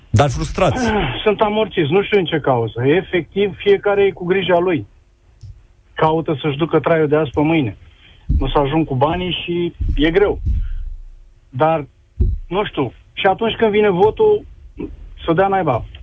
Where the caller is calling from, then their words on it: Timișoara, Timiș County, Romania; Sunt din Timișoara, sunt președinte de sindicat